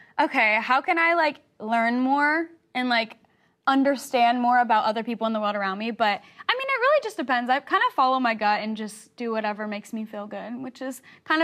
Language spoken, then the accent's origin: English; the South, United States; I'm from the South